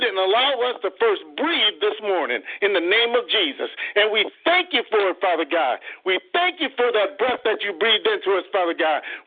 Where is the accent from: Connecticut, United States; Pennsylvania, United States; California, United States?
Connecticut, United States; Waterbury; moved away as an adult; now in Conway, United States; I'm from Waterbury, Connecticut. My wife and I moved to Conway, South Carolina